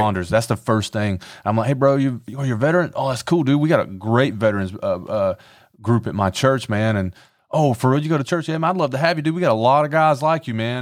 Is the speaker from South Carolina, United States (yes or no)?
yes; Conway, South Carolina, United States; I grew up in Horry County. I went to a lot of churches here